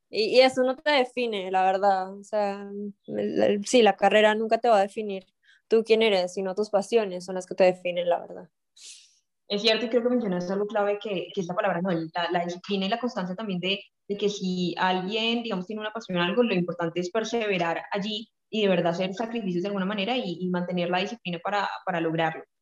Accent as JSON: {"language": "Spanish", "country": "Colombia", "said": "ya que estamos aquí en un, en un eh, podcast y como colombiano."}